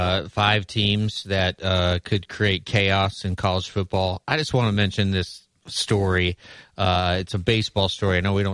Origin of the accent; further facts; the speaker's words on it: Lincoln, Nebraska, United States; I certainly knew about it even growing up in Lincoln, Nebraska.